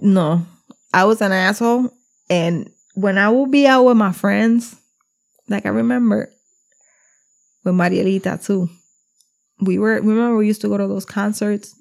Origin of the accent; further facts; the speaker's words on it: New Jersey, United States; we're from Jersey